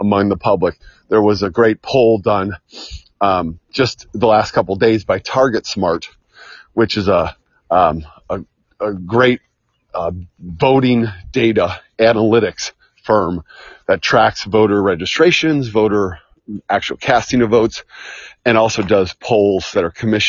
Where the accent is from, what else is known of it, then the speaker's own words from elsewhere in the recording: Michigan, United States; I'm from Michigan